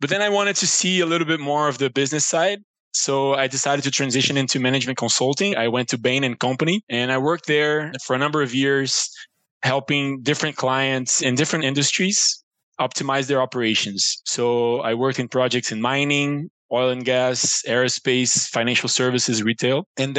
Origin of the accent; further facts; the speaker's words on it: Rio de Janeiro, Brazil; moved away as an adult; now in New York, United States; I'm from Brazil. I grew up in Rio, Brazil.